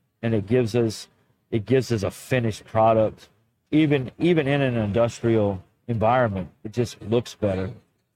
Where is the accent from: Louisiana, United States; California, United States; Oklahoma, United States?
Louisiana, United States; New Orleans; Oh, that's my hometown